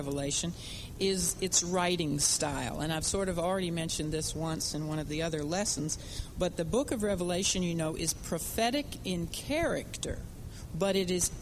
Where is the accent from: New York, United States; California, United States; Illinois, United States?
Illinois, United States; Chicago; when we were growing up in Chicago